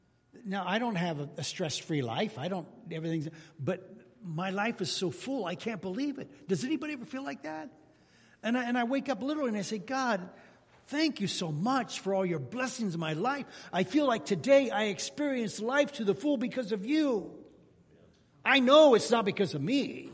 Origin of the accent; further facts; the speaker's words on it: California, United States; Oh, where are you from? I'm from California. Oh, okay.